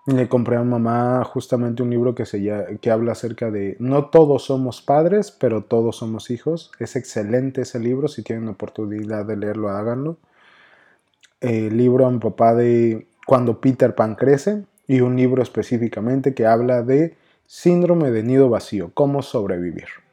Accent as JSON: {"language": "Spanish", "region": "Mexico City", "country": "Mexico", "accent": "chilango", "moved": "as an adult", "lives_now": "Monterrey, Mexico", "said": "espero que todavía siga manteniendo mi acento chilango"}